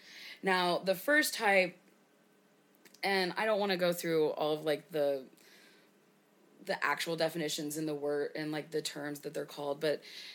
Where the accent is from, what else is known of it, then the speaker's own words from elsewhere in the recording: United States; Because, again, we're American.